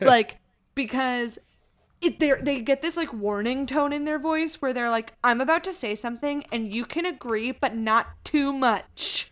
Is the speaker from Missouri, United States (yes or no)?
yes; Missouri, United States; my identity as a person being from Missouri instead of being from Kansas